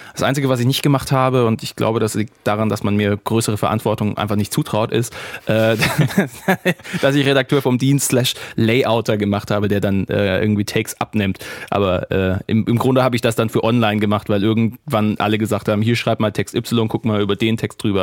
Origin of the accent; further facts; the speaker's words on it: the South, Southern Germany, Germany; moved away; also born or lived in Rhineland; bei uns im Süden